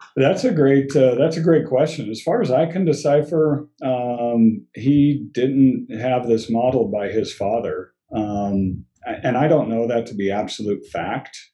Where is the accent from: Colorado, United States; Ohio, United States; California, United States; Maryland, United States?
Colorado, United States; also born or lived in West Germany; I was born and raised. I'm a, I'm a native